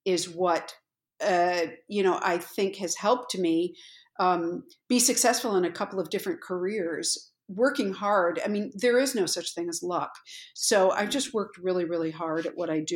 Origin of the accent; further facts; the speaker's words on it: Pittsfield, Massachusetts, United States; I grew up in Pittsfield, Massachusetts, which is Western Massachusetts.